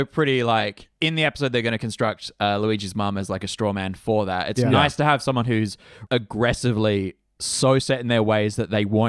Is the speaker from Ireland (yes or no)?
yes; Ireland; But I'm Irish, so I like potato.